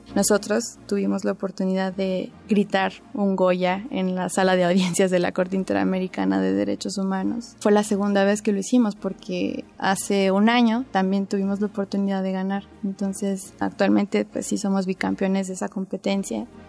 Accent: Mexico City, Mexico; Yo nací el 5 de enero de 1993 y nací en la Ciudad de México

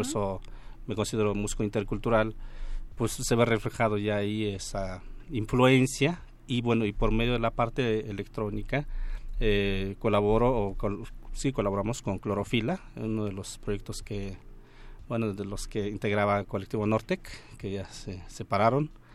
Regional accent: Mixe people, Oaxaca, Mexico; en los libros de historia de México nos conocen por los mijes, pero nosotros nos autonombramos Ayuk.

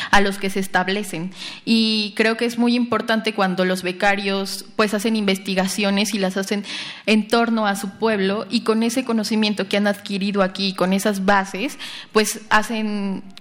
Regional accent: Oaxaca, Mexico; tocaban pues eran canciones de Oaxaca, entonces eso para mí era impresionante estar tan lejos de mi pueblo, de mis papás y ver como que en, la banda había como muchas personas que yo conocía.

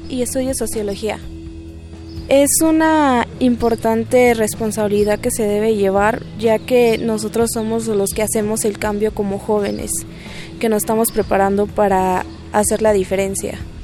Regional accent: Tuxtla Gutiérrez, Chiapas, Mexico; soy de Tuxtla Gutiérrez, Chiapas

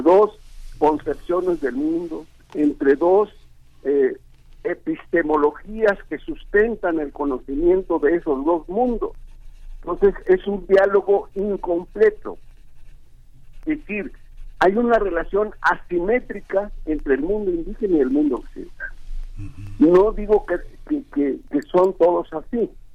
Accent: Mexico; nuestra raíz ancestral como mexicanos

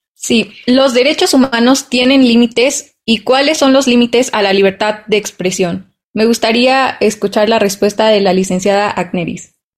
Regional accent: Mexico; todos nosotros como mexicanos

